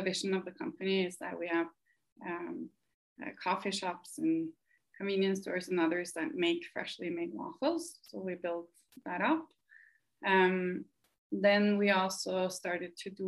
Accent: Norway; moved away as an adult; now in United States; I am originally from Norway, and I came to the US 6 years ago

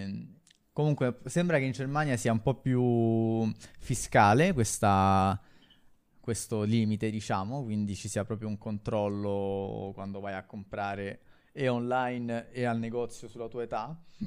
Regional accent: Rome, Lazio, Italy; io a Monteverde

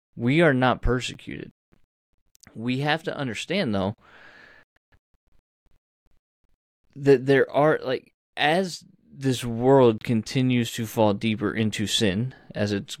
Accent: United States; As Americans, and as American Christians

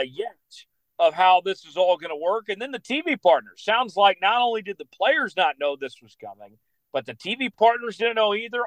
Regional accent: Broken Arrow, Oklahoma, United States; Cedar Ridge Country Club in my hometown there in Broken Arrow

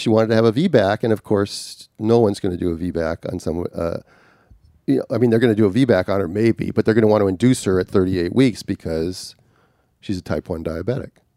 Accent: Minnesota, United States; growing up in Minnesota, even though I was in a suburb of a big city

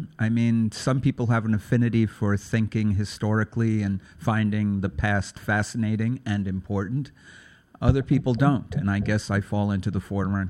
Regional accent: New York City, New York, United States; I was born in Brooklyn.

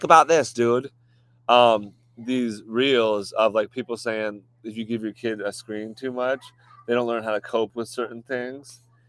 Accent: United States; because we're American

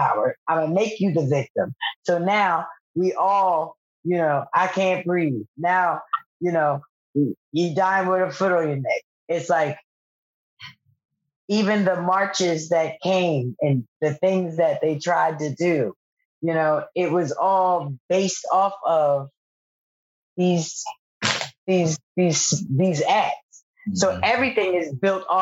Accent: Philadelphia, Pennsylvania, United States; I'm from Philadelphia.

